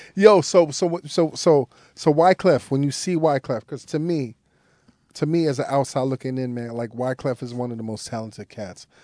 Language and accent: English; New York City, New York, United States; I grew up in Brooklyn